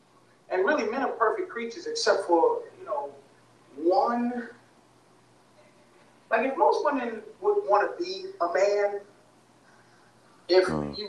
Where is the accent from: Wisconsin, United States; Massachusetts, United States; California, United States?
Massachusetts, United States; Boston; I'm from Boston, man. I got a PhD in white people, man. I grew up around them.